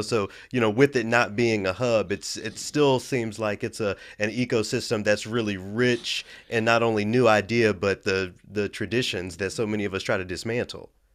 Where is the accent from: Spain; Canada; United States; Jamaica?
United States; Memphis, Tennessee; I'm from Memphis. So being in a, a predominantly black city